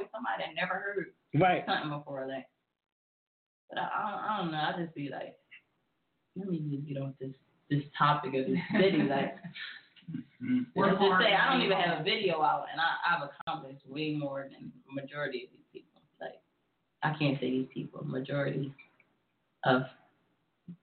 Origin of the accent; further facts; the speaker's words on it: Camden, New Jersey, United States; I'm really from Camden. Like, I lived here all my life